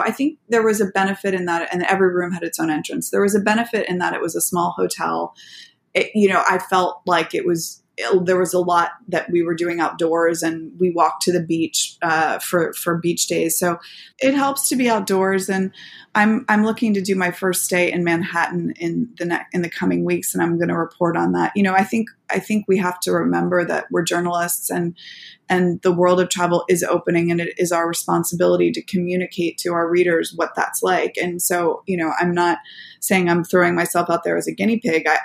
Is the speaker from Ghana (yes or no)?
no; Japan; born there; also born or lived in Saudi Arabia / Qatar / Bucks County, United States; I was born in Japan. I lived in Saudi Arabia, Qatar. I lived in the United States for for some of my earliest years in in the Philadelphia area in Bucks County